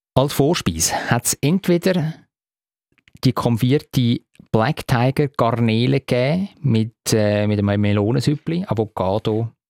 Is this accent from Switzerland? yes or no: yes; Zurich, Switzerland; hat mir natürlich als Zürcher sehr gefallen